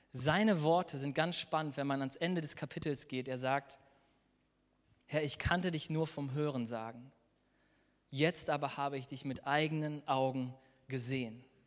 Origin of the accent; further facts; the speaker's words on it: Germany; wir als Deutsche in unserem Land in einem der reichsten Länder wohnen